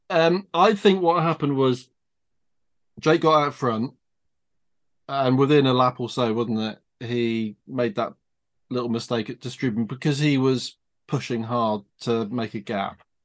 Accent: United Kingdom; I'm British

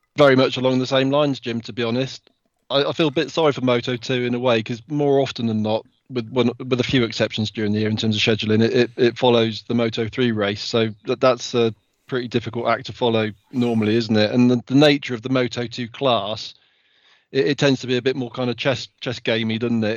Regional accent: United Kingdom; as a Brit

